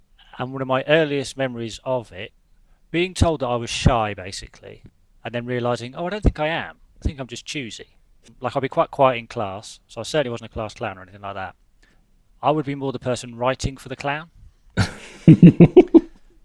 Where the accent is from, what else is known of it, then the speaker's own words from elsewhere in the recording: Leicester, East Midlands, United Kingdom; also born or lived in Hoo, Kent; I went to school in a little village called Hoo, H-O-O-O. But I grew up in Leicester in the late '80s, early '90s